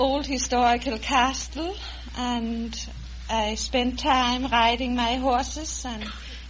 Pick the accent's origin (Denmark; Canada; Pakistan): Denmark; moved away; I was born on an old estate... in the countryside in Denmark, not far away from where Hans Christian Andersen was born.